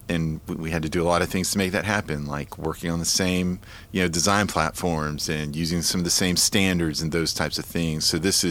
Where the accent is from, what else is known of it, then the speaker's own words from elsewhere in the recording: Marietta, Georgia, United States; moved away as an adult; also born or lived in Atlanta, Georgia; now in Nashville, United States; I was born in Atlanta, Georgia, grew up in Marietta, Georgia, and really lived there my entire life